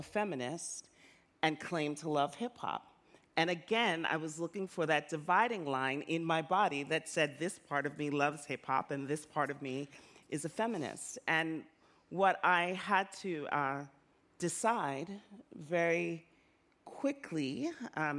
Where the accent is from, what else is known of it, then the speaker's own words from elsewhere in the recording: New York, United States; also born or lived in Jamaica; I felt as a kid growing up in the South Bronx, a Jamaican immigrant